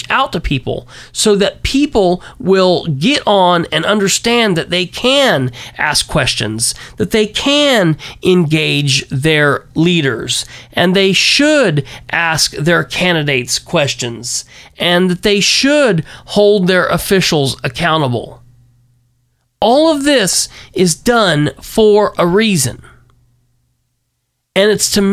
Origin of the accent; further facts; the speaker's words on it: Muncie, Indiana, United States; now in Winchester, United States; I grew up in Muncie, and that's where I cut my teeth in politics.